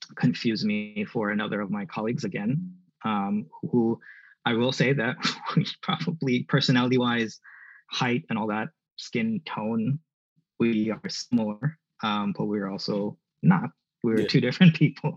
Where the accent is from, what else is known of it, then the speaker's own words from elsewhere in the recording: New York City, New York, United States; moved away; also born or lived in Southwestern Pennsylvania; I wanted to come back home to New York City